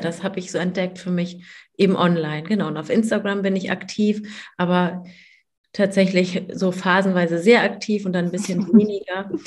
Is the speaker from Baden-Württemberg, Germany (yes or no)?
no; Hamburg, Germany; ich komme aus Hamburg.